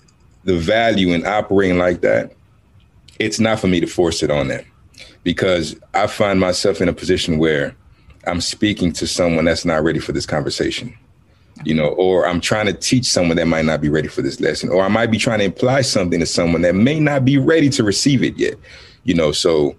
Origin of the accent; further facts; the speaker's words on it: Houston, Texas, United States; also born or lived in Cameroon; I grew up, I was born in Cameroon. I grew up on the south side of Houston, Texas, and I've been a nomad my whole life.